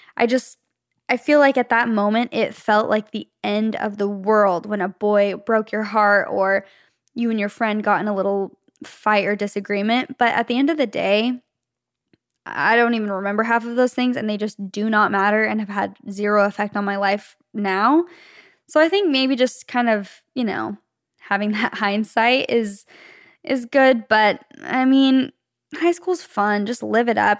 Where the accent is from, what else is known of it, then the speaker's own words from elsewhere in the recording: Arizona, United States; moved away as an adult; now in Los Angeles, United States; Leif and I both grew up, were born and raised in Arizona in the same city